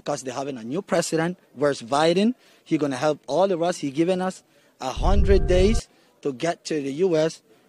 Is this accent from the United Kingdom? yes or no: no; Roatán, Bay Islands, Honduras; moved away as an adult; I'm from Roatan. Born and raised islander, and that's where I will live.